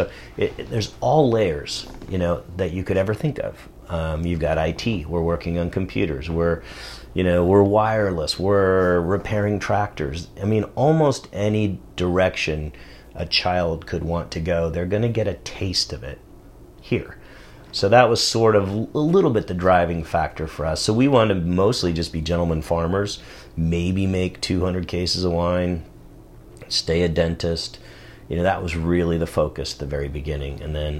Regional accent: Saratoga, California, United States; also born or lived in Germany; Because I grew up in Saratoga. Part of my life before Germany was over in the Silicon Valley.

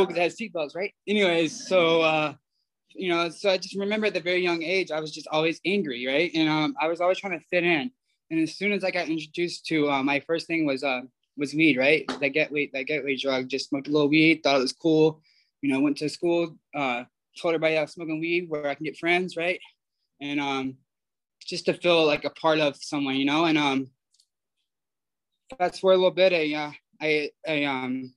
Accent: Georgia, United States; moved away as an adult; now in Pasadena, United States; I'm from Georgia

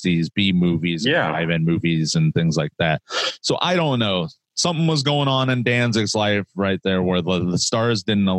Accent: Fort Wayne, Indiana, United States; I'm originally from Fort Wayne, Indiana

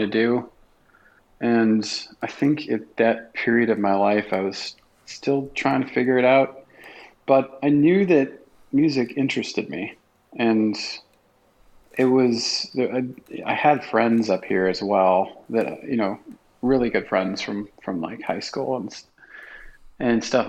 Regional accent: South Dakota, United States; moved away as an adult; now in Minneapolis, United States; I'm a transplant. I'm from South Dakota

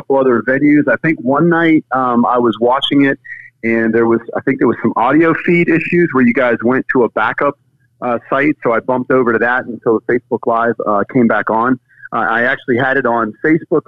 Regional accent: Sarasota, Florida, United States; also born or lived in Pittsburgh, Pennsylvania; now in West Palm Beach, United States; I grew up on the west coast of Florida in a place called Sarasota, which is just south of Tampa

